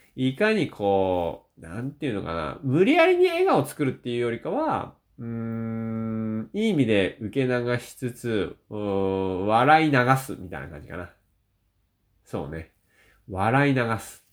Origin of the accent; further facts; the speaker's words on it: Shizuoka, Japan; now in Niigata, Japan; 僕は静岡県出身なんでね